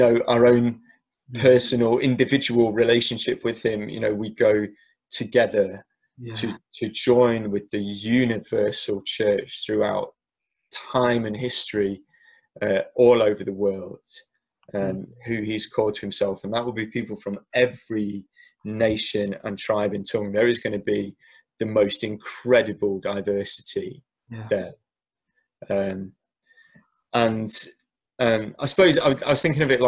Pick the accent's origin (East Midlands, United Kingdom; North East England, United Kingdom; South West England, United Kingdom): East Midlands, United Kingdom; Derby; the church I grew up in Derby